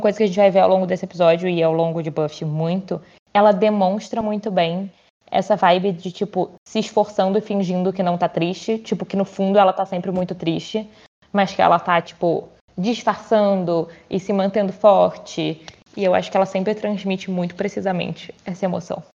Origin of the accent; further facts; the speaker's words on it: Brazil; eu sou brasileira